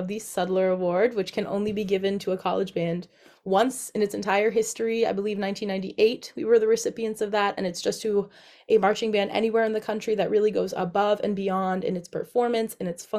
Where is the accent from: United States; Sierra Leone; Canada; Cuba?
United States; Millbury, Massachusetts; So I am from Millbury, Massachusetts, which is in central Mass. And I grew up doing a lot of marching band.